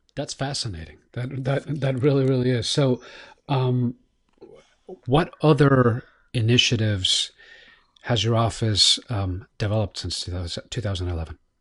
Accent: Miami, Florida, United States; It's my hometown

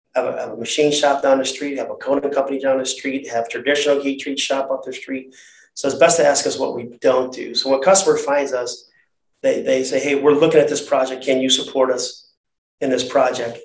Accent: Cleveland, Ohio, United States; I grew up in the inner east side of Cleveland.

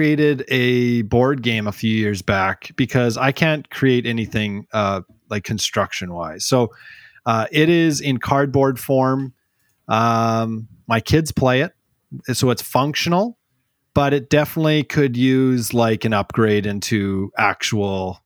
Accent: Smithers, British Columbia, Canada; Smithers, BC, my hometown

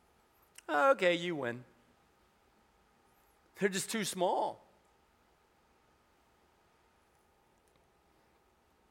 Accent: the South, United States; I grew up in the South

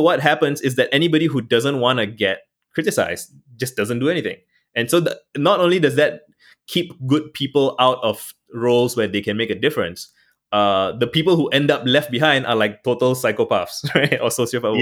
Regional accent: Singapore; I'm Singaporean

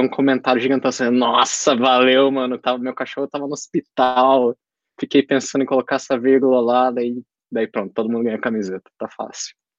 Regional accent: Brazil; eu sou brasileiro

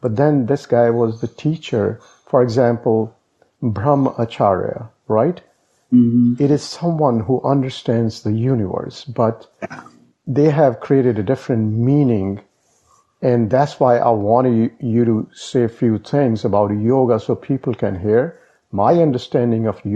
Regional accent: India; moved away as an adult; I grew up in India, and as part of my school curriculum, I had to do yoga every day

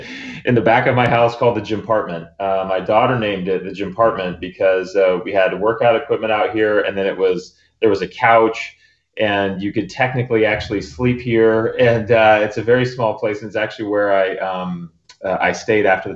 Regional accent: San Diego, California, United States; moved away as an adult; also born or lived in Auburn, Alabama; now in New England, United States; I grew up in San Diego

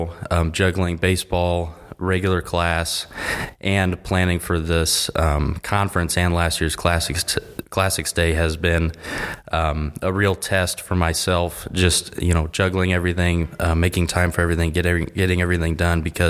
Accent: Chatham, Illinois, United States; I'm from Chatham, Illinois

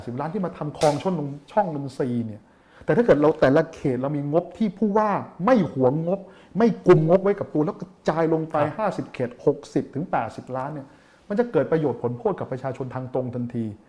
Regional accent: Bangkok, Thailand; ผมเกิดที่นี่ผมโตที่นี่ ผมเคยใช้ชีวิตดิ้นรนที่นี่วัยเด็กผมไม่ได้สบาย

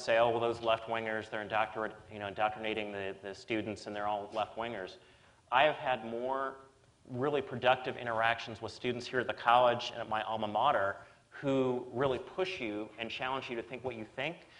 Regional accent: Kentucky, United States; now in Massachusetts, United States; I'm from Kentucky.

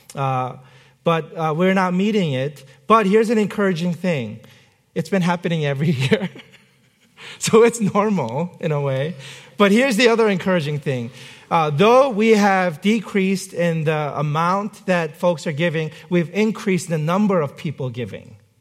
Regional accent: South Korea; moved away; I was not born in this country. I was born in South Korea

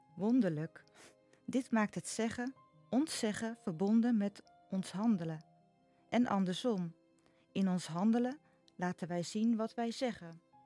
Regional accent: Nijkerk, Gelderland, Netherlands; born or raised there; now in Noord-Veluwe, Netherlands

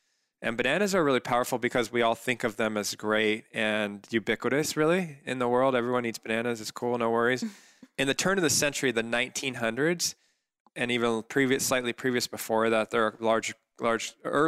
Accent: Corona del Mar, California, United States; I grew up in Corona del Mar, and my mom's a cook

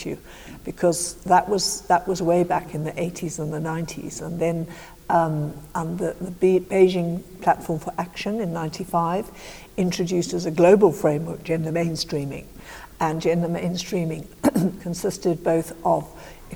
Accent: South Africa; moved away; I was brought up in South Africa

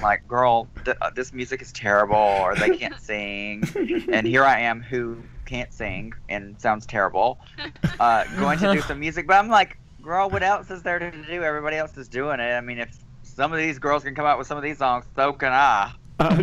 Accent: Alabama, United States; I'm from Alabama

